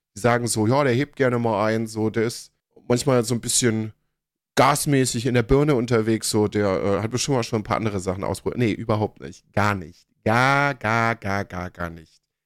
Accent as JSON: {"language": "German", "region": "Berlin", "country": "Germany", "said": "ich komme aus Pankow"}